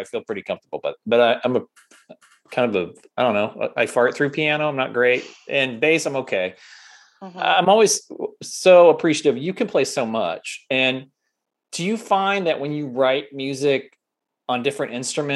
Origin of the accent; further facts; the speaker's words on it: United States; we're American